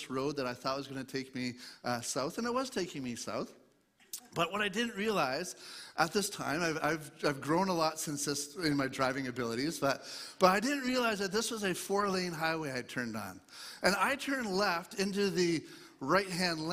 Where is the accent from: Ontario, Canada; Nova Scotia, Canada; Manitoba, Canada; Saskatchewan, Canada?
Ontario, Canada; Eastern; I grew up in Eastern Ontario, east of Toronto area